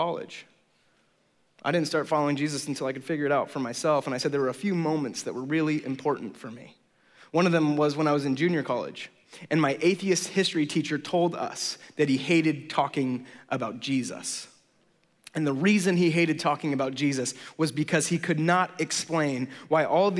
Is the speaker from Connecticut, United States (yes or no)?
no; the Bay Area, California, United States; I'm from the Bay Area, and I'm a pastor